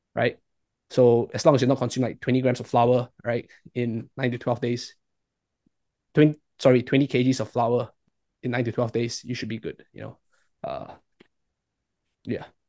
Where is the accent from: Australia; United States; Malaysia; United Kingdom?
Malaysia; I'm from Malaysia.